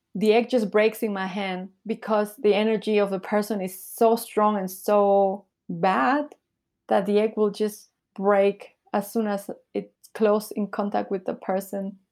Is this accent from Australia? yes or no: no; Peru; moved away as an adult; also born or lived in Bolivia / Taiwan / Nicaragua; now in Shanghai, China; I was born in Bolivia. But then when I was little, I moved to Peru. So this is where I grew up in Peru